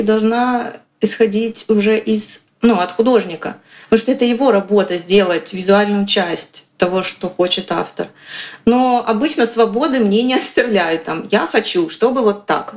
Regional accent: Kostroma, Kostroma Oblast, Russia; я из Костромы.

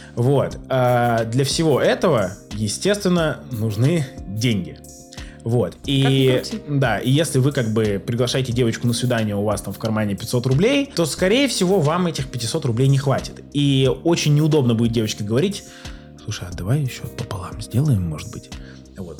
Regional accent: Saint Petersburg, Russia; Сам я из Питера, но часто я по работе в Москве

